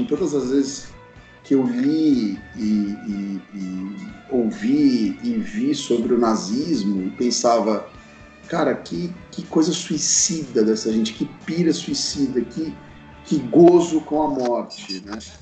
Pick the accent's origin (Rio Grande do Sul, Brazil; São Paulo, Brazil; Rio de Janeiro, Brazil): São Paulo, Brazil; São Bernardo do Campo; moved away as an adult; now in São Paulo, Brazil; a gente é de São Bernardo. Nossos pais moram em São Bernardo e nós moramos em São Paulo